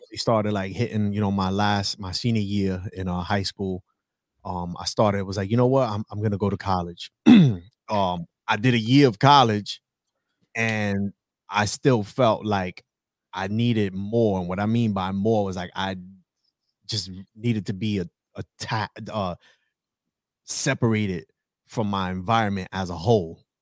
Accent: New York City, New York, United States; moved away as an adult; I am originally from the South Bronx, New York

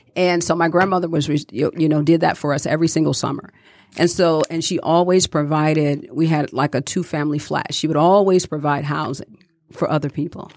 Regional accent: Detroit, Michigan, United States; growing up in Detroit, I watched my grandmother

